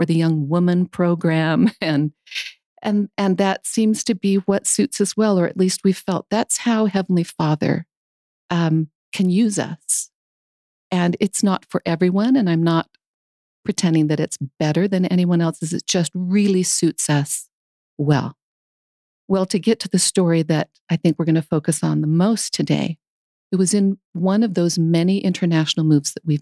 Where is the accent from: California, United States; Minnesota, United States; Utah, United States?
Utah, United States; Provo; moved away as an adult; now in Germany; they raised us in our home in Provo with an appreciation for different cultures